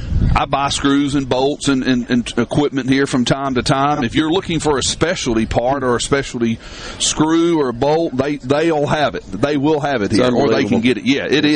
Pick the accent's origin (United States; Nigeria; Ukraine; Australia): United States; Tupelo, Mississippi; a lot of people like to go around claiming that they were born and raised in Tupelo, Mississippi, but me and … Gerald, we really were.